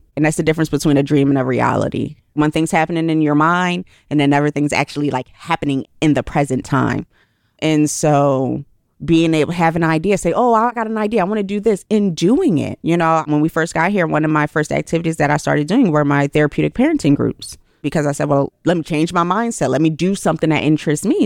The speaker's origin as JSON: {"language": "English", "town": "Philadelphia", "region": "Pennsylvania", "country": "United States", "said": "I'm from Philly."}